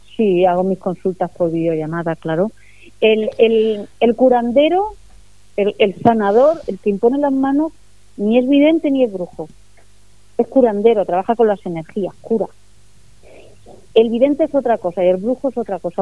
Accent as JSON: {"language": "Spanish", "country": "Spain", "said": "yo, soy española y mi cultura es cristiana"}